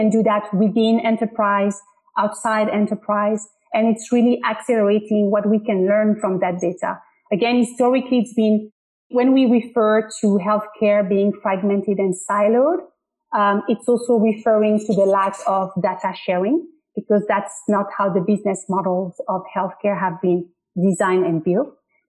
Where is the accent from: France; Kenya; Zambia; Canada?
France; Paris, Île-de-France; English is a second language; now in United States; I'm from Paris in France.